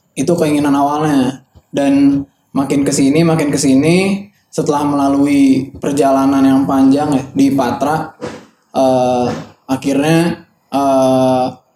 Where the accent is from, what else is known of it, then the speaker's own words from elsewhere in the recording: Bandung, West Java, Indonesia; gue anak Bandung juga